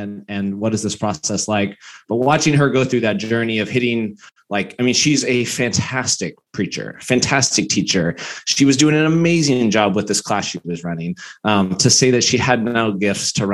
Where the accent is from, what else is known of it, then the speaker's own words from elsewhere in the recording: Bakersfield, California, United States; I came very conservative upbringing. I'm from Bakersfield